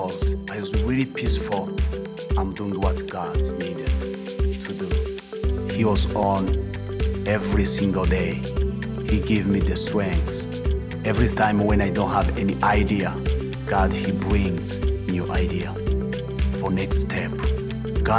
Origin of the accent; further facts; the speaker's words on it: Kigali, Rwanda; English is a second language; moved away as an adult; now in United States; I grew up in Rwanda, Rwanda city, Kigali, district Kicukiro